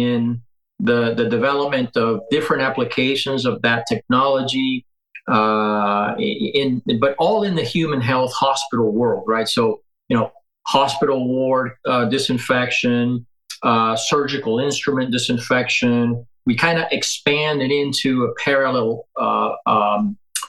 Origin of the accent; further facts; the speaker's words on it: Venezuela; moved away as an adult; also born or lived in Colorado; now in United States; I'm originally from Venezuela